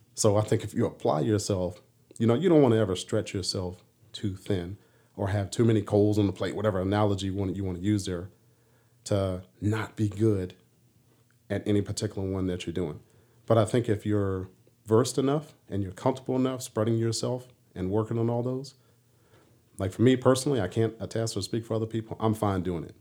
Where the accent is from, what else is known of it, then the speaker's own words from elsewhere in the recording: Washington, District of Columbia, United States; moved away; as a young punk kid growing up in D C